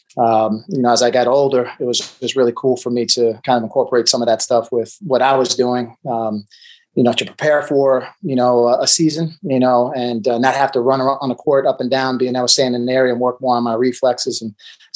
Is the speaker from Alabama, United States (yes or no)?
no; Long Island, New York, United States; also born or lived in Puerto Rico; I was in Suffolk County for a long time